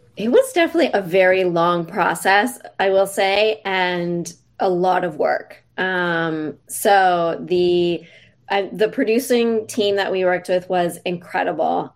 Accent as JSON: {"language": "English", "country": "Canada", "tie": "born or raised there", "said": "I grew up in Canada"}